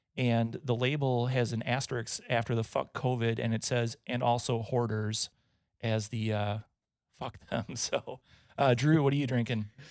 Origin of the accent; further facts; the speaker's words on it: Wisconsin, United States; I'm from Wisconsin